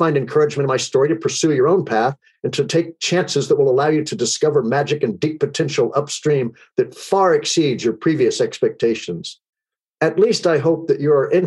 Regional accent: Texas, United States; I grew up in Texas where sports are religion, guns are accessories, politics are red, minds are set, and being different is discouraged

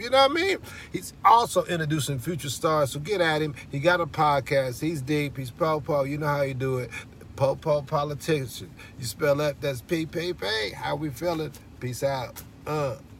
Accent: Columbus, Mississippi, United States; That's where I'm from too

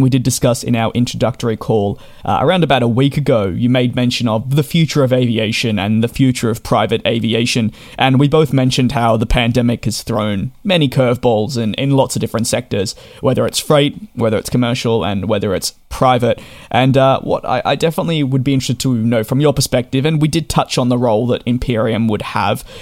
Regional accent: Australia; I'm being Australian myself

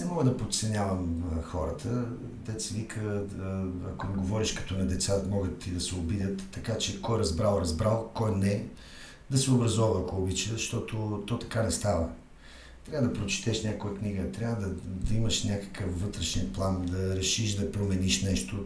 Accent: Bulgaria; уж сме българи, но сме европейци

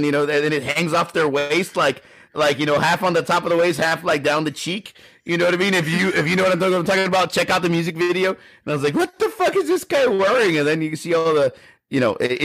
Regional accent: Texas, United States; we're from Texas

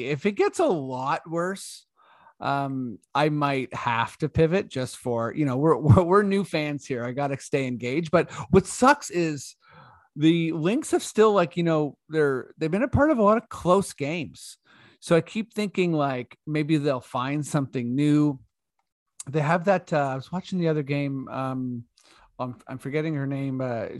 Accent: Canada; We're Canadian.

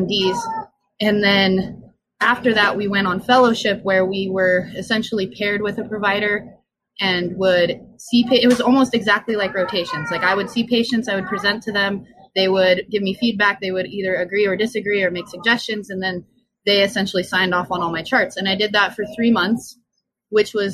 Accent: Southwest Colorado, United States; moved away as an adult; now in Albuquerque, United States; I grew up there in Southwest Colorado in the Four Corners

